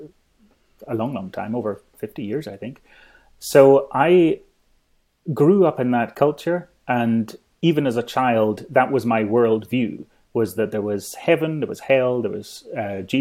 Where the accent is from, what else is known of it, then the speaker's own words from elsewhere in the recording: Isle of Skye, Scotland, United Kingdom; I grew up in the Isle of Skye